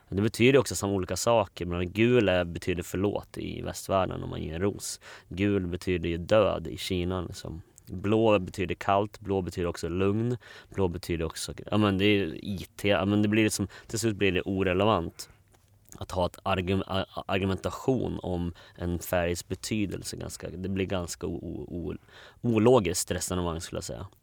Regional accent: Borlänge, Dalarna County, Sweden; moved away as an adult; sen kom jag till en familj i, i Bålänge. Uh, eh, så vi var fem barn uh, och vi hade allt från fosterbarn till till eh, massa andra barn. Eh, så det var en ganska stor familj. Eh, och ja, där växte jag upp.

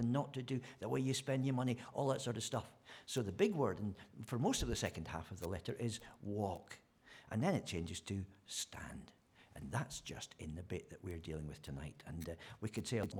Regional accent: Scotland, United Kingdom; moved away; I'm a Scotsman

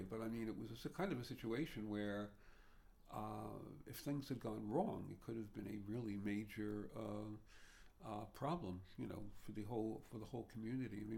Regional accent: New York City, New York, United States; growing up in Greenpoint could be very parochial at the time

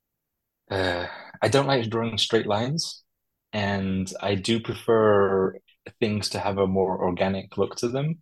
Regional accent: Crete, Greece; I grew up in a seaside village, basically, here in a village town here in Greece. So a lot of the aesthetic is and the way that it's been set out, set up as a town is basically where I grew up in Crete.

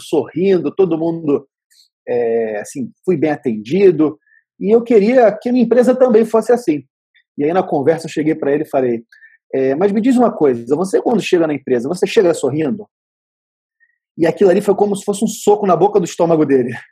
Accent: Vitória, Espírito Santo, Brazil; eu sou de Vitória, no Espírito Santo

